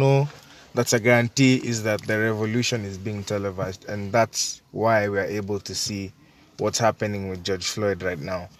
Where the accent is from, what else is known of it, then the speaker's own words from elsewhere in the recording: Kenya; I personally think that being a Kenyan